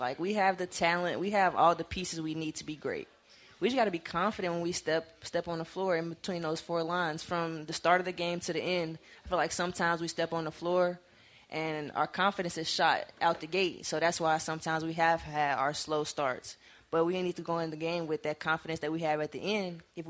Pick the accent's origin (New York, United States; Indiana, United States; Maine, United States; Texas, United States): Indiana, United States; Gary; Gary, Indiana, also a very interesting place. I wouldn't lie. We don't have much.